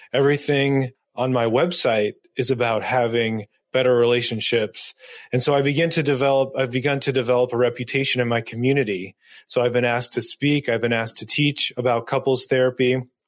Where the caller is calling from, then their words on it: Dover, New Hampshire, United States; I'm joining you from Dover, New Hampshire